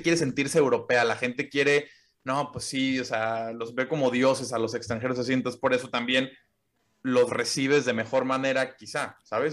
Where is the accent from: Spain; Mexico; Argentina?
Mexico; moved away as an adult; now in Germany; De México.